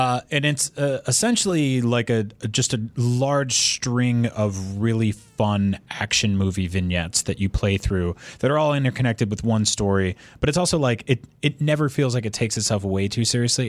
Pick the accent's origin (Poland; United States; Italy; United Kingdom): United States; I grew up in America